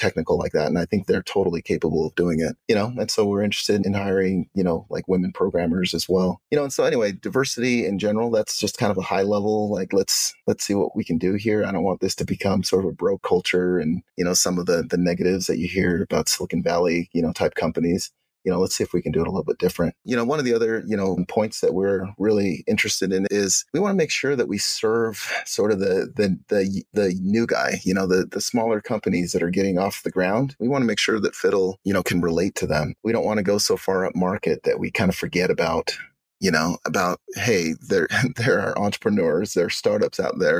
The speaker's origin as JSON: {"language": "English", "country": "Uganda", "lives_now": "United States", "said": "so I'm from Uganda originally. I'm an African American."}